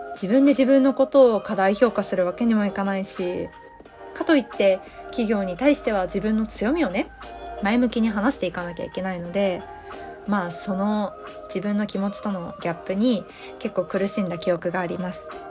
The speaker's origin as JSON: {"language": "Japanese", "region": "Osaka", "country": "Japan", "tie": "born or raised there", "accent": "Kansai dialect", "moved": "as an adult", "lives_now": "Kanto, Japan", "said": "出身は大阪でして生まれも育ちも大阪です"}